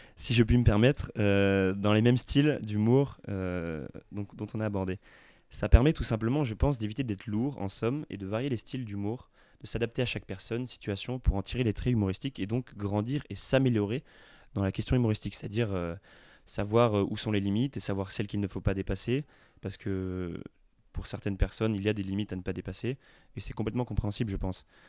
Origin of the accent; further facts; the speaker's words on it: Montpellier, Occitania, France; de mon patelin, enfin de Montpellier